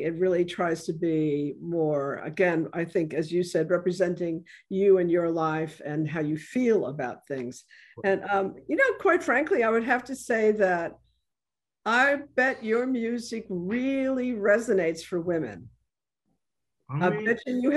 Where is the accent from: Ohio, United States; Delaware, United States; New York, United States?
New York, United States; moved away as an adult; now in New Orleans, United States; I'm originally from New York and I've been here for more years now than I lived in New York, but I lived up until I was 30 in New York.